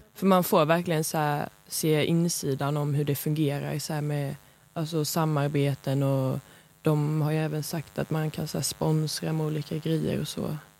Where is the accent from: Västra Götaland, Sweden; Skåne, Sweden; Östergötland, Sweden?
Skåne, Sweden; Lund; Jag är från Lund